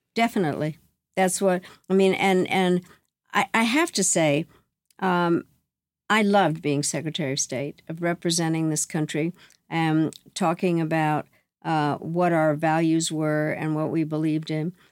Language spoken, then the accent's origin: English; United States; I am mortified as an American